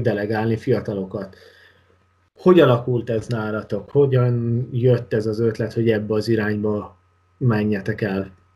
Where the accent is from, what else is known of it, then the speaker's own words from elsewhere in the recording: Hungary; én magyarként